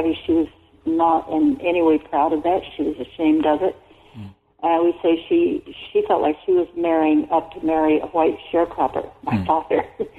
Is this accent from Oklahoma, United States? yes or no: yes; El Reno, Oklahoma, United States; the federal prison, was not far from where I grew up in El Reno, and was filled with young Native men.